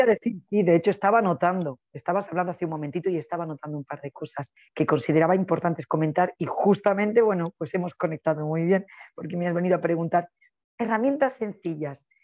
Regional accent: Spain; soy una española

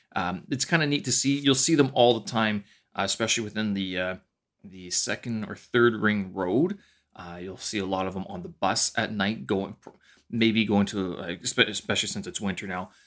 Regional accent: Canada; moved away as an adult; now in China; my Canadian winters, especially my hometown

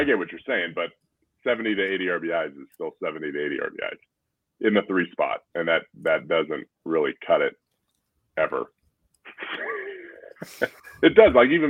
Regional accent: San Diego, California, United States; I grew up in San Diego

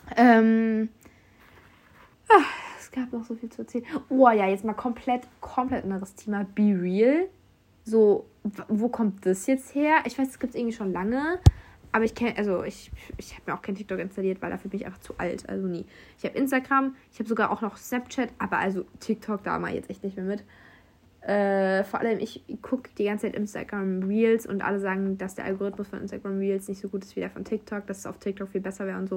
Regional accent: Germany; first language German; moved away as an adult; now in France; Deutsch ist meine Muttersprache

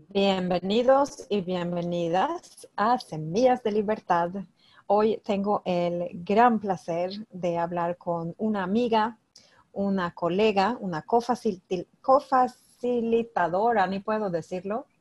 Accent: Sweden; yo soy de Suecia

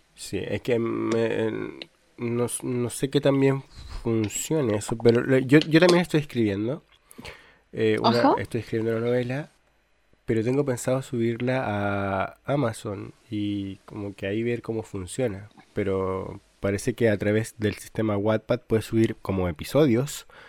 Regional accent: Chile; yo soy eh, de Chile

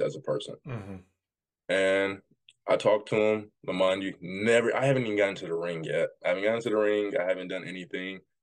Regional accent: Jackson, Tennessee, United States; I'm from Jackson, Tennessee

